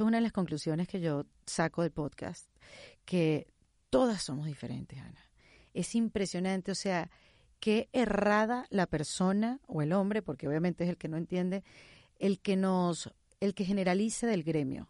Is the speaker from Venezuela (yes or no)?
yes; Venezuela; first language Spanish; now in Miami, United States